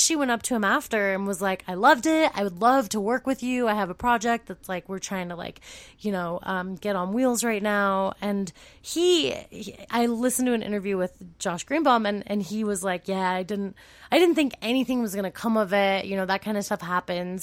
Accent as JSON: {"language": "English", "region": "California", "country": "United States", "moved": "yes", "said": "I'm from California"}